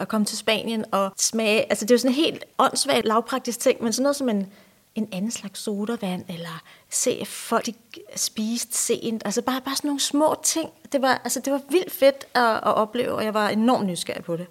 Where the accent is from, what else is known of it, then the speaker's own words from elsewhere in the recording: Ballerup, Capital Region of Denmark, Denmark; jeg er vokset op i øh, Ballerup, ja. øh, som en del af Vestegnen. Lidt ude for København.